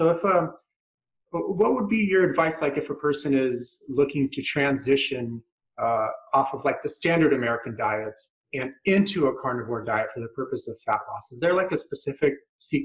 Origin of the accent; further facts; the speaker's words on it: Ukraine; moved away; I grew up in Ukraine